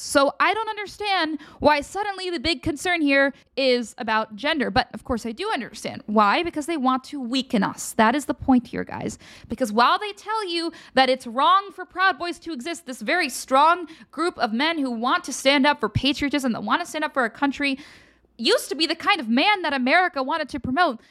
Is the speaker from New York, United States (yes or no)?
no; Pennsylvania, United States; I'm from Pennsylvania.